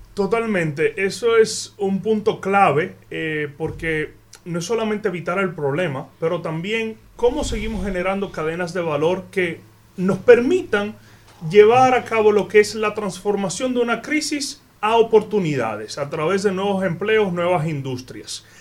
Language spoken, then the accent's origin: Spanish; Dominican Republic; como dominicano